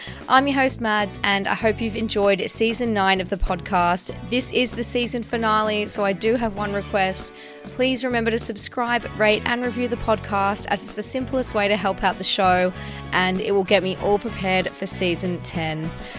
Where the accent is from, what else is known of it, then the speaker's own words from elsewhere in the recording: Australia; because I came from Australia, right? So I've been here 6 years.